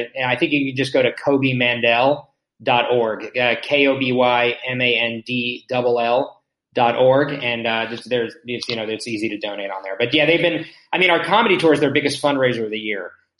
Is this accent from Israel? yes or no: yes; Israel; born there; So, I was born here. I was born in Israel.